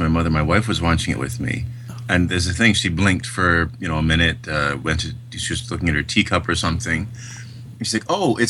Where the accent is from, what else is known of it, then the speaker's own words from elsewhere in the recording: Canada; As a Canadian, I can't help but be proud when one of our films is recognized by the Academy.